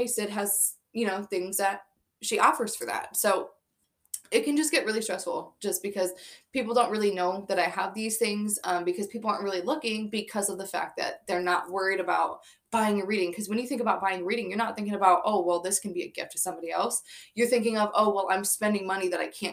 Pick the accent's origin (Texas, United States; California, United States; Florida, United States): Florida, United States; now in New York, United States; I'm from Florida